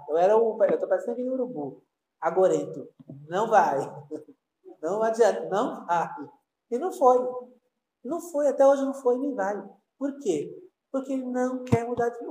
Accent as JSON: {"language": "Portuguese", "country": "Brazil", "said": "eu sou brasileiro"}